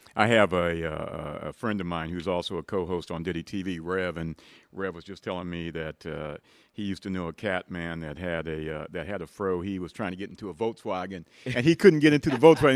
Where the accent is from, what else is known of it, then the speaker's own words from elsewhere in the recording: outside of Dayton, Ohio, United States; where I grew up outside of Dayton, Ohio